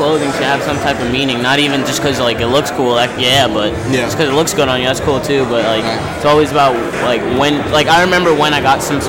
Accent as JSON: {"language": "English", "town": "Hempstead", "region": "New York", "country": "United States", "said": "I'm from Long Island, New York."}